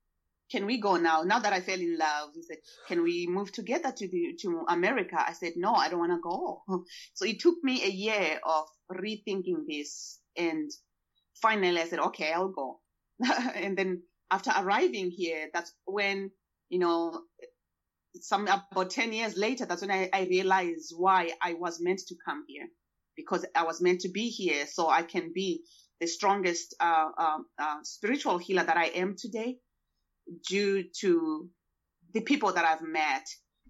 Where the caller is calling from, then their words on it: Portland, Oregon, United States; also born or lived in Zimbabwe; I'm speaking from Portland, Oregon. I am your neighbor.